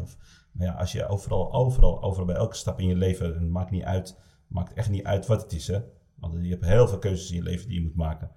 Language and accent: Dutch; Amsterdam, North Holland, Netherlands; ik kom uit Amsterdam